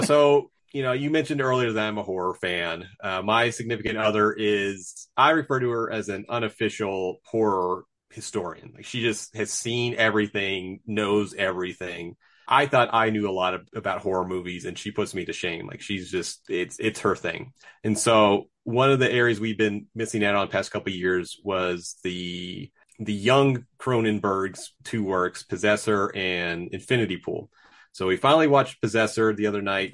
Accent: United States; we're from the States

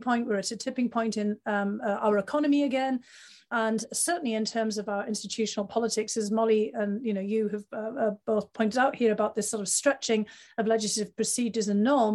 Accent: North East England, United Kingdom; moved away; I grew up at a time in the UK in the northeast of England

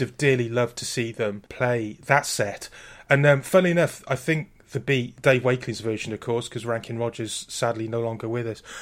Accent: Wales, United Kingdom

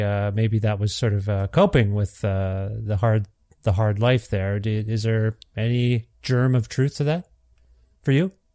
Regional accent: Canada; also born or lived in Ontario; now in Alberta, Canada; growing up as an Indian kid in Canada

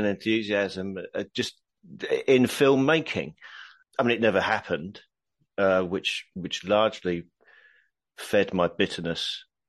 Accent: Horsham, South East England, United Kingdom; also born or lived in Blackburn / King's Lynn; now in London, United Kingdom; I was born in Blackburn in Lancashire. And then when I was six, we moved to King's Lynn in Norfolk. And then when I was 10, we moved to Horsham in Sussex. And then when I was 17, I moved to London.

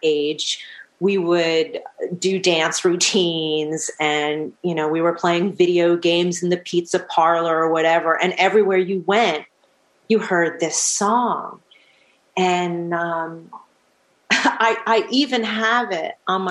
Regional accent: Manhasset, New York, United States; also born or lived in Glen Head, New York / Sea Cliff, New York; now in Hamburg, Germany; I grew up in Long Island. I grew up in Manhasset, New York

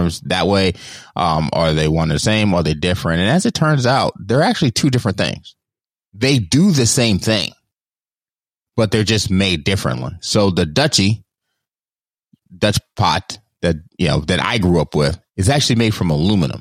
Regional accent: Jamaica; I, as a Jamaican

